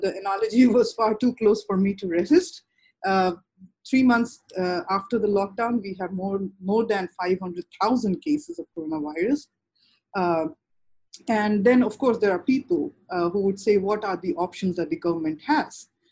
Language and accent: English; Bhagalpur, Bihar, India; I come from Bhagalpur district in Bihar. I was born and raised there